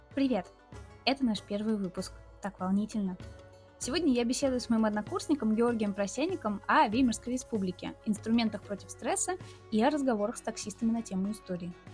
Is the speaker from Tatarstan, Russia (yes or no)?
yes; Tatarstan, Russia; я из Татарстана